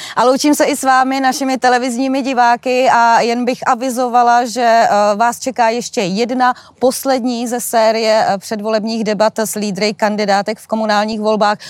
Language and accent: Czech; Jihlava, Vysočina Region, Czechia; já jsem z Jihlavy a v Jihlavě se říká, že Pražáci i Brňáci nám jsou, eh, eh, obojí jedno